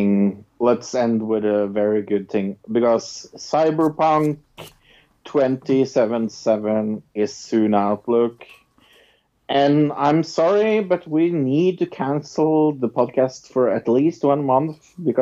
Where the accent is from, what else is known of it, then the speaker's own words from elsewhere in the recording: Norway; I am from Norway